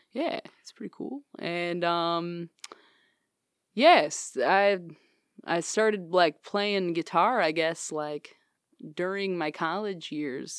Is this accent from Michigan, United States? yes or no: yes; Morley, Michigan, United States; I'm from West Michigan